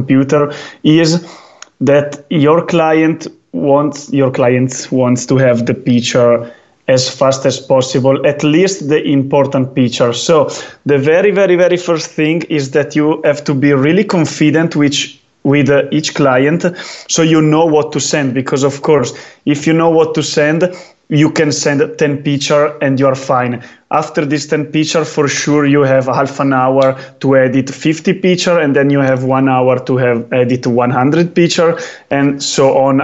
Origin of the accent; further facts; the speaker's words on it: Val di Fiemme, Trentino-Alto Adige, Italy; English is a second language; I was born in Val di Fiemme, and Val di Fiemme is right now one of the few, capitals of skiing